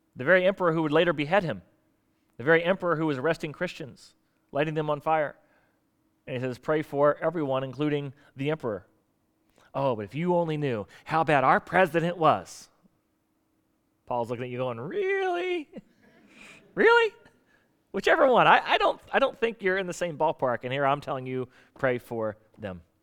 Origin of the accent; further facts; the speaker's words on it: South Florida, United States; moved away as an adult; also born or lived in Portsmouth, Virginia; now in Virginia Beach, United States; I grew up in South Florida